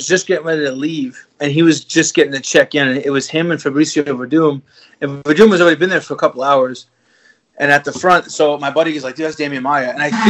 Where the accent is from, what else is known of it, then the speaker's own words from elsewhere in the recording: New York, United States; And granted, it's in my hometown. It's in New York.